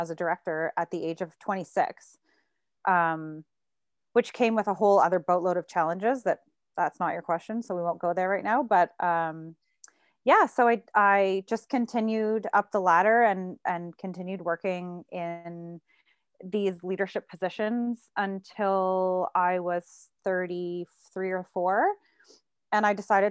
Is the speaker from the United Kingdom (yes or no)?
no; Burlington, Ontario, Canada; also born or lived in Toronto / Hamilton; I grew up in Burlington, Ontario. And then I moved to Toronto when I turned 19